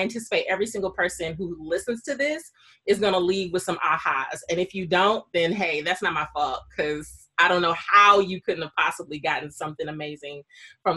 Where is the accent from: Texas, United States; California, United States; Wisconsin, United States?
Wisconsin, United States; Milwaukee; I grew up in Milwaukee, Wisconsin, in the Midwest.